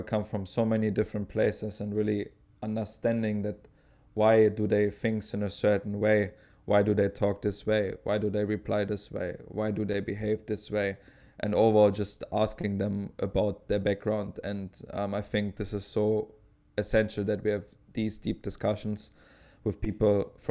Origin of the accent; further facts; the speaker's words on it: Potsdam, Brandenburg, Germany; moved away; also born or lived in Dresden; I'm from Potsdam, which is very close to Berlin.